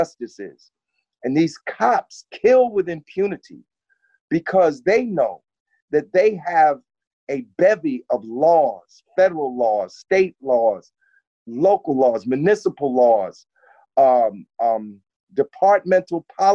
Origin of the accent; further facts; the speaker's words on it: Newark, New Jersey, United States; now in Montclair, United States; I'm from Newark, but for the last few years or so, I've lived